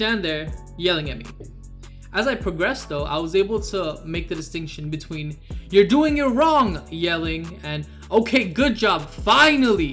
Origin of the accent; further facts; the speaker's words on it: Southern California, United States; I'm from SoCal.